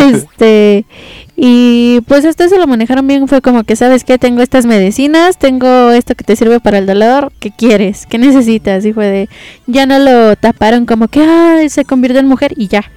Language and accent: Spanish; Mexico; nosotros como mexicanos